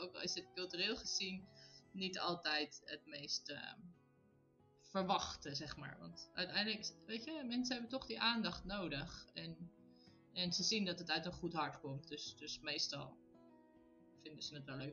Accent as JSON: {"language": "Dutch", "country": "Netherlands", "moved": "as an adult", "lives_now": "Italy", "said": "wij Nederlanders zijn het heel direct"}